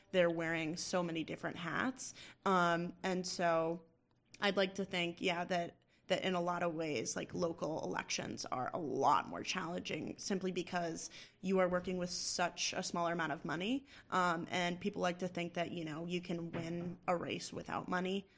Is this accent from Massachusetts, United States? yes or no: yes; Massachusetts, United States; I'm from Massachusetts